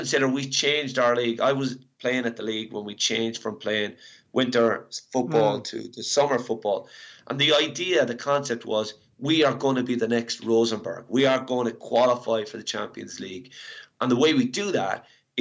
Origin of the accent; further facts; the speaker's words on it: Ireland; moved away; I'm Irish